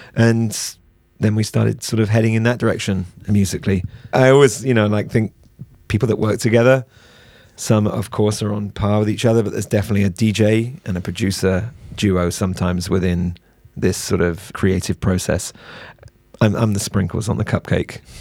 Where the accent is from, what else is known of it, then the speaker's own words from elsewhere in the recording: United Kingdom; we're British